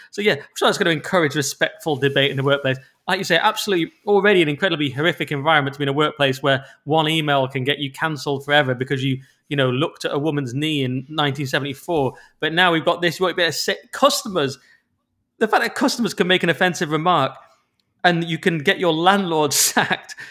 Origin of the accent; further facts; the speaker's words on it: England, United Kingdom; because we're English